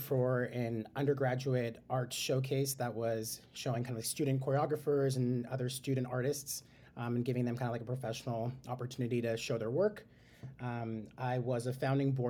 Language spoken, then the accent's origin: English; San Francisco, California, United States; I am a San Francisco native, born and raised in the city